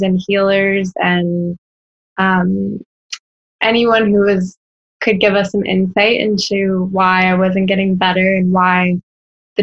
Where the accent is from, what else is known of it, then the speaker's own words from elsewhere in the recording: Orlando, Florida, United States; also born or lived in Washington, D.C.; I'm from Orlando, Florida. Born and raised.